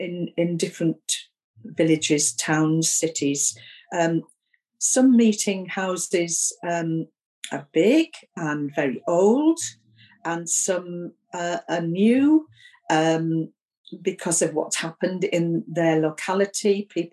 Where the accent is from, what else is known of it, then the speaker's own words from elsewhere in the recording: Keswick, North West England, United Kingdom; also born or lived in Newcastle / Sunderland; I'm actually from Keswick, a long, long, long, long time ago. But I've lived most of my life in the northeast of England, in Newcastle and Sunderland